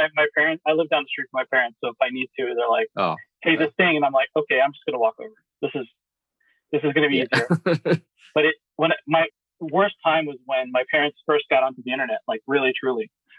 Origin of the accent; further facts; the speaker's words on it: Houston, Texas, United States; I was born in Houston, Texas, went to school in Houston, Texas, working in Houston, Texas, and currently in Houston, Texas.